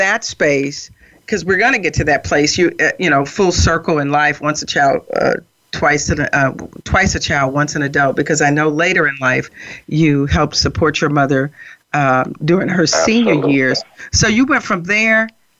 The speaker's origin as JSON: {"language": "English", "town": "Newark", "region": "New Jersey", "country": "United States", "tie": "born or raised there", "said": "Growing up in Newark, I owned a home in Jersey City for almost 20 years. And growing up in, Newark and Jersey City are right next door to each other."}